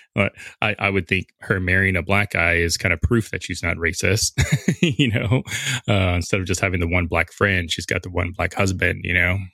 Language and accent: English; Southern California, United States; I'm originally from Southern California